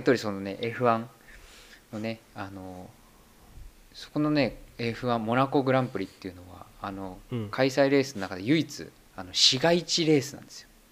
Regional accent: Saitama, Japan; moved away as an adult; now in Germany; 玉生まれ埼玉育ち

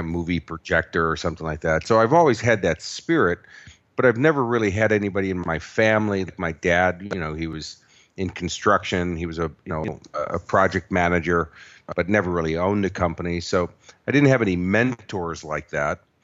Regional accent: Chicago, Illinois, United States; moved away as an adult; also born or lived in Los Angeles; now in Australia; I was born and raised in Chicago, and then, uh, when I was eighteen years old, I moved to Los Angeles.

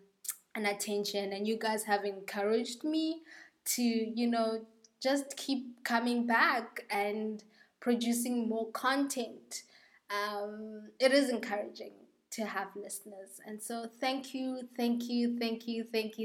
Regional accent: South Africa; South Africa, my home country

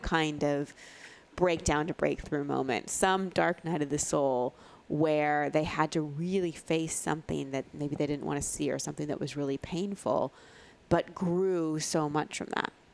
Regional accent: Texas, United States; I grew up in Texas

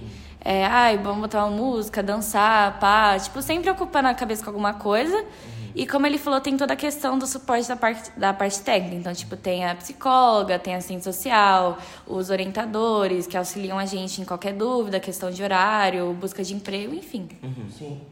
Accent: São Paulo, Brazil; eu sou de São Paulo mesmo

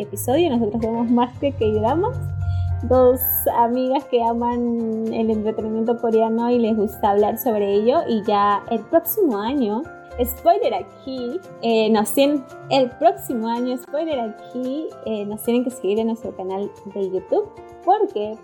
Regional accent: Peru; nosotros somos peruanas

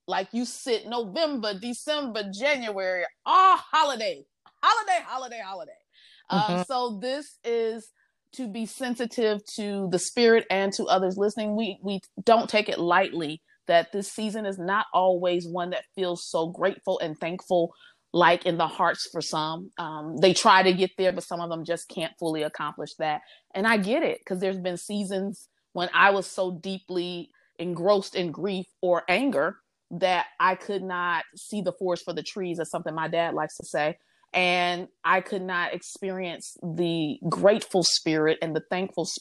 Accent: Midwest, United States; now in Houston, United States; I'm from the Midwest

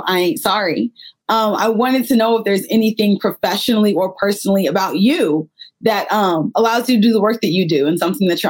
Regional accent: Texas, United States; I'm from Texas. I have a more conservative background.

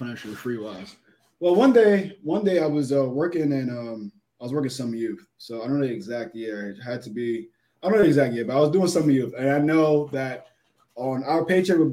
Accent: New York City, New York, United States; South Jamaica. Born and raised.

